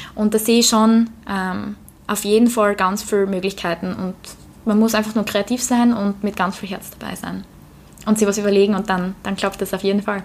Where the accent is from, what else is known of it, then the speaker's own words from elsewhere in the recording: Austria; also born or lived in London; bei uns in Österreich